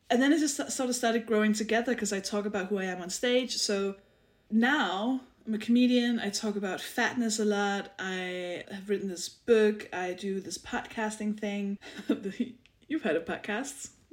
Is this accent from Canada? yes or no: no; Denmark; English is a second language; moved away as an adult; now in United Kingdom; I'm, I'm from Denmark. I live in the UK.